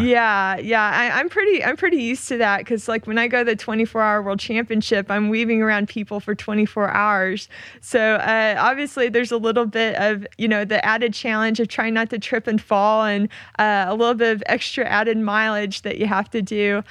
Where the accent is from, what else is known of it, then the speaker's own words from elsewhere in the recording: Oklahoma, United States; moved away as an adult; I grew up in Oklahoma